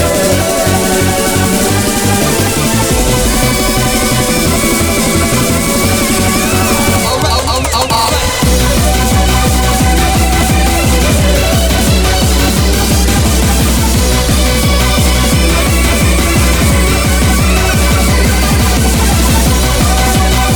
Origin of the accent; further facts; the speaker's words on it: Long Riston, Yorkshire and the Humber, United Kingdom; I'm from Longriston, which is a little village